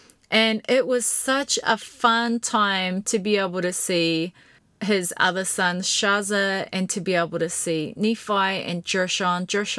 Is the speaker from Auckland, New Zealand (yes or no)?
no; Invercargill, Southland, New Zealand; Now, Kyle and his family and his brother and sisters, they were all a part of my little family growing up in Invercargill.